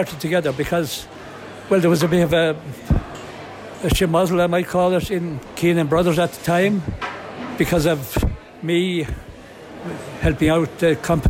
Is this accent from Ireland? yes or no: yes; Carlow, Leinster, Ireland; Very different times in the 1940s. I tell you, it was a tough time.